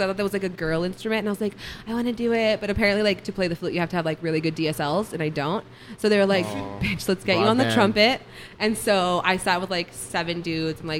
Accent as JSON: {"language": "English", "town": "El Paso", "region": "Texas", "country": "United States", "tie": "born or raised there", "said": "I'm from the east side. I'm from El Paso. I went to Montwood High School."}